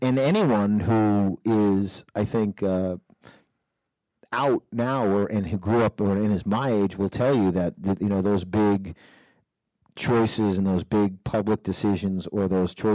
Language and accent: English; New Hampshire, United States; moved away as an adult; also born or lived in New York; I grew up in New Hampshire